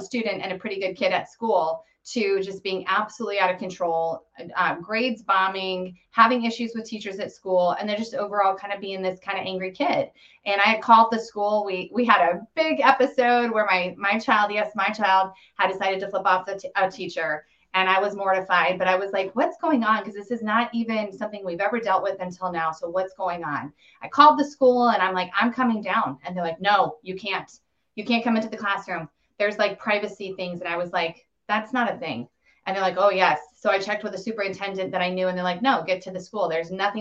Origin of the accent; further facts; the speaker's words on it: Colorado, United States; I grew up in Colorado, fourth generation there.